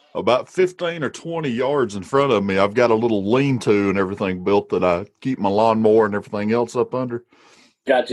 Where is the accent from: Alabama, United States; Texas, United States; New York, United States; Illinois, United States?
Alabama, United States; Walker County; I, am from Alabama. I'm from Walker County. I sound the way I sound